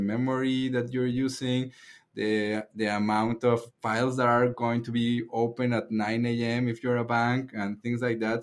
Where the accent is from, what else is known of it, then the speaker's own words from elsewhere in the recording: Mexico; moved away; I'm from Mexico